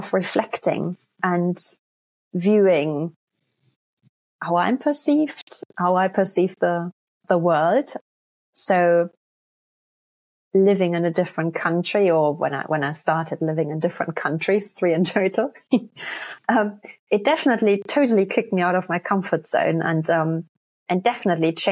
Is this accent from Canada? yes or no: no; Germany; moved away as an adult; now in England, United Kingdom; Born and raised in Germany, but I've lived in England. It's coming up to 20 years this year.